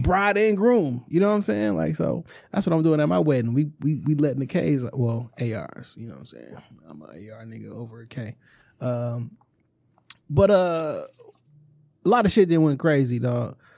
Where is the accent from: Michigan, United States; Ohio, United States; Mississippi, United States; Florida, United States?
Michigan, United States; Detroit; Warwick, you know, I grew up on Plainview.